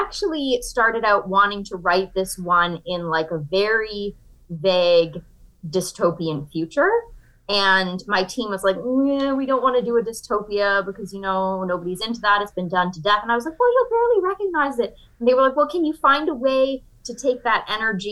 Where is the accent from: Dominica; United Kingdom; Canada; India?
Canada; Niagara region of Ontario; moved away as an adult; now in New York, United States; I grew up in Canada